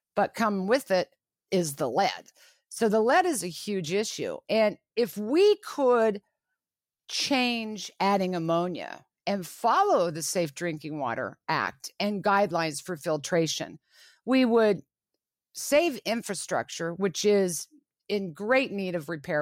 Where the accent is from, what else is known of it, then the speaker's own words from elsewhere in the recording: Lawrence, Kansas, United States; I was born and raised in Lawrence, Kansas